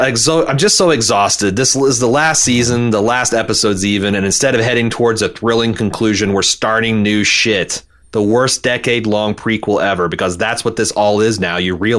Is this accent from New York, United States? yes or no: yes; Brooklyn, New York, United States; As a New Yorker born and raised in Brooklyn, I might be one of the few people looking forward to the Isle of Dead spinoff.